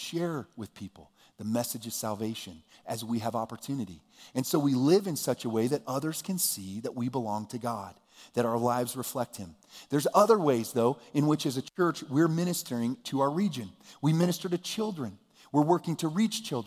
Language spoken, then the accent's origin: English; United States; I was born here. I'm an American